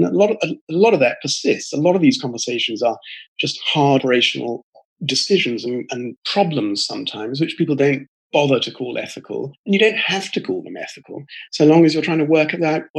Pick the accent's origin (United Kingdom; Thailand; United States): United Kingdom; I'm British, and I come from a family that mixes some religious people and priests and ministers and pastors on one side with military people and merchants